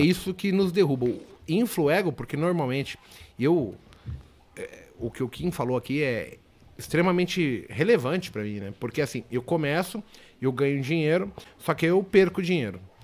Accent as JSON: {"language": "Portuguese", "region": "São Paulo", "country": "Brazil", "tie": "born or raised there", "said": "eu nasci no bairro do Limão. É, Santana, São Paulo. Mas eu fui morar bairro do Limão, Vila Nova Cachoeirinha, Brasilândia, zona periférica de São Paulo"}